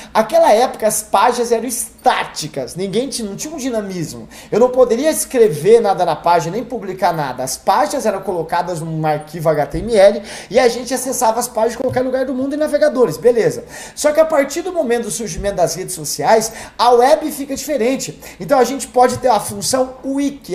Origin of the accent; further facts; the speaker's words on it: Campo Grande, Mato Grosso do Sul, Brazil; moved away; eu morava em Campo Grande, Mato Grosso do Sul, que é minha terra natal